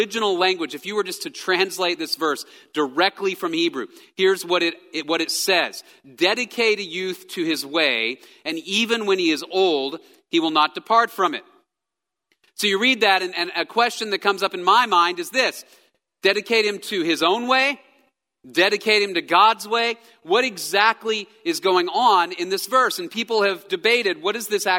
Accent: Texas, United States; I am a Texan. I grew up in Texas

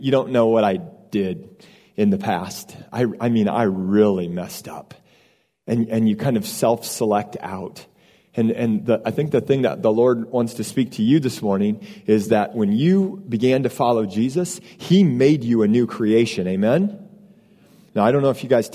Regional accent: Iowa, United States; moved away as an adult; now in Austin, United States; I grew up in a small town in Iowa

